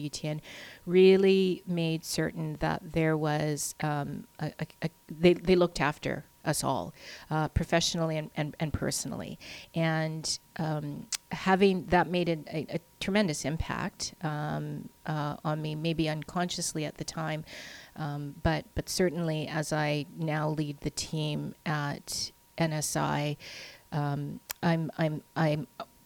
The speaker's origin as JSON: {"language": "English", "town": "Steinbach", "region": "Manitoba", "country": "Canada", "tie": "born or raised there", "said": "I grew up in Steinbeck."}